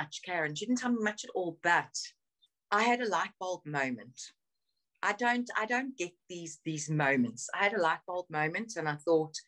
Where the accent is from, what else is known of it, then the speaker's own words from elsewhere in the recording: South Africa; moved away as an adult; now in United Kingdom; So I grew up in South Africa. I was born in South Africa. I moved back here in January 2016